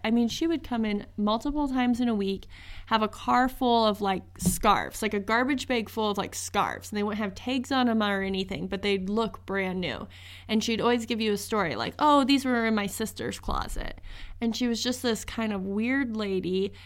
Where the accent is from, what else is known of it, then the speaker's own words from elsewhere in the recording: Northeast Nebraska, United States; I am from Northeast Nebraska, right on the border of Iowa